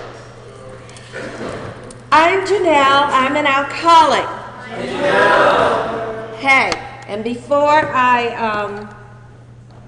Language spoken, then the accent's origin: English; New York City, New York, United States; I was born and raised in New York City.